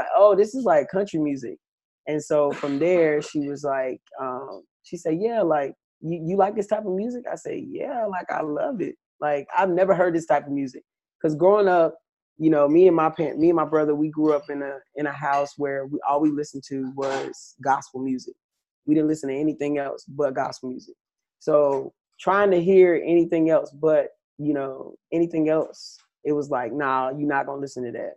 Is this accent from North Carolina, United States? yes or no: yes; Goldsboro, North Carolina, United States; now in Schenectady, United States; grew up in North Carolina, Goldsboro, North Carolina to be exact